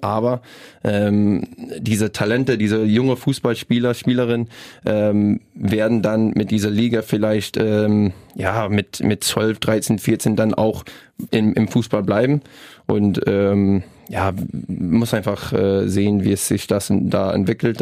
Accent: British Columbia, Canada; German is a second language; moved away as an adult; now in Rostock, Germany; bei uns, äh, bei meiner, in meiner Heimat

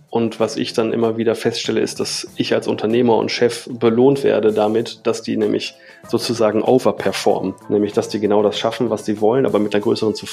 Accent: Bielefeld, North Rhine-Westphalia, Germany; born there; also born or lived in England / Australia / Bavaria; ich bin studierter Medienwissenschaftler, ich gebürtiger Bielefelder. Ich habe ein paar Jahre im Ausland gelebt, in England, in Australien, in Bayern, wenn man das so sagen kann, für, für uns Westfalen.

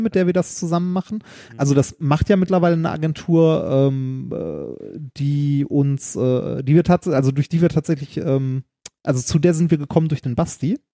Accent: Essen, North Rhine-Westphalia, Germany; moved away; also born or lived in Mannheim; in Essen, in meiner Heimatstadt

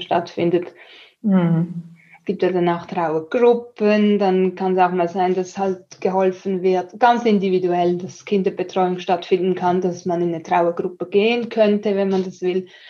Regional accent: Switzerland; für mich als Schweizerin

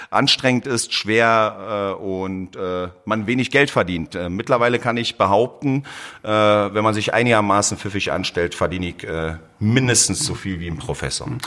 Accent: Berlin, Germany; ich komme aus Berlin, bin in Berlin geboren, habe aber äh, südländische Wurzeln, äh, speziell aus äh, Kroatien.

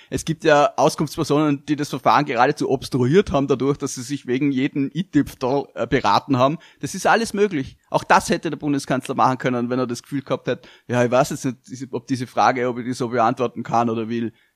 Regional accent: Austria; als Österreicher

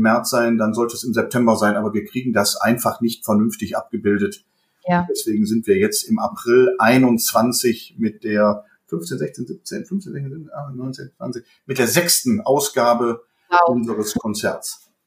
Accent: Bergisches Land, born in Düsseldorf, North Rhine-Westphalia, Germany; Ich bin ein Kind des Bergischen Landes, allerdings gebürtiger Düsseldorfer

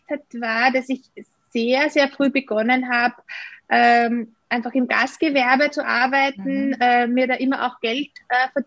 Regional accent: Austria; ich bin gleich mal äh, nach der Matura, wie das bei uns in Österreich heißt, äh, ausgezogen und habe ein Jahr in Italien verbracht.

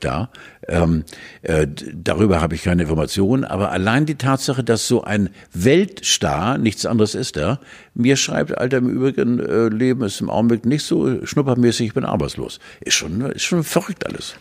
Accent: Pomerania, Mecklenburg-Vorpommern, Germany; Ich komme ja auch aus Pommern.

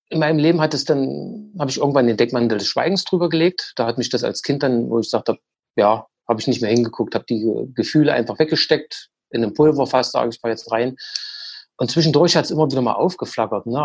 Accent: East Germany, Germany; Also ich bin ja auch in der DDR groß geworden.

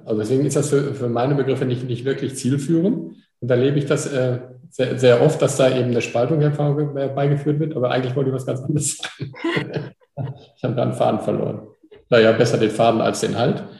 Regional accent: Pickelborn, Germany; ich komme aus Pickelborn

